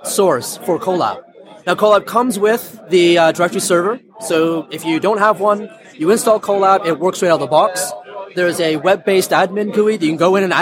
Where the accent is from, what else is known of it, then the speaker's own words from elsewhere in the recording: Canada; In the mid-90s, I moved back to my home country of Canada.